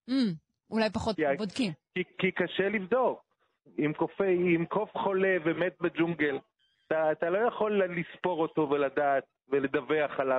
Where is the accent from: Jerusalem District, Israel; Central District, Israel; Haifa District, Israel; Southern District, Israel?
Jerusalem District, Israel; Jerusalem; פה קרוב אליי, אני הרי ירושלמי